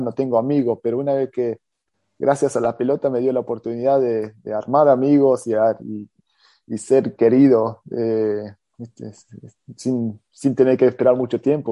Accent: Sydney, New South Wales, Australia; also born or lived in Adrogué, Argentina / Pinamar, Argentina; a los ocho años vine a Australia, viví, tengo, tengo 40 hoy día, eh, tengo una familia con, con tres hijos y eso sí que me, me crié aquí jugando al fútbol

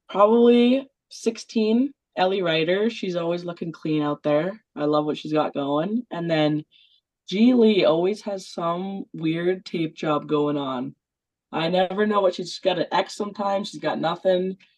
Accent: Western Canada, Canada; I think we're pretty tough from Western Canada. I'd vouch for us.

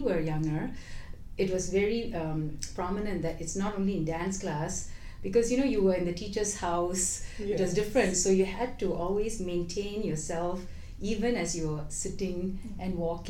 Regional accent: Singapore; moved away; I am originally from Singapore, born and brought up there.

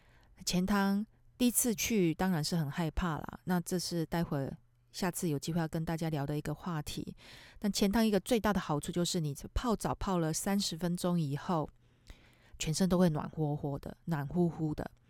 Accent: Taiwan; moved away as an adult; now in Tokyo, Japan; 因为我们台湾人嘛，

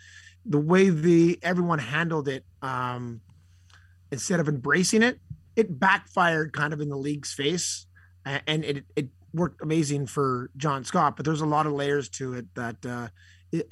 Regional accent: Montreal, Quebec, Canada; Growing up in Montreal

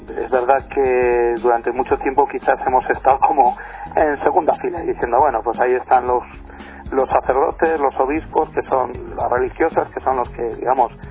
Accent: Navarre, Spain; yo, soy, de Navarra.

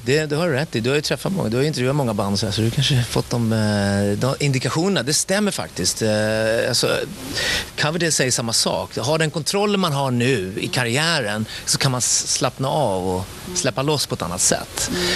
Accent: Stockholm, Stockholm County, Sweden; also born or lived in Gothenburg; sen flyttade mina föräldrar till Stockholm, så jag är stockholmare

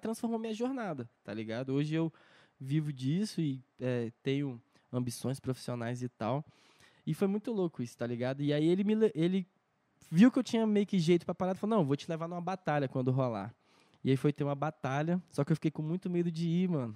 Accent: Brasília, Federal District, Brazil; also born or lived in Patos de Minas, Minas Gerais; eu nasci em Minas, Patos de Minas, mas vim morar em Brasília, sei lá, eu tinha um, um ano, dois anos

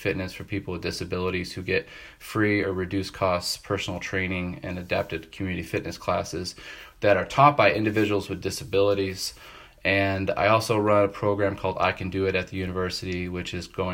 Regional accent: Tonawanda, New York, United States; born and raised in Tonawanda, New York, which is north of Buffalo in between Niagara Falls and Canada there

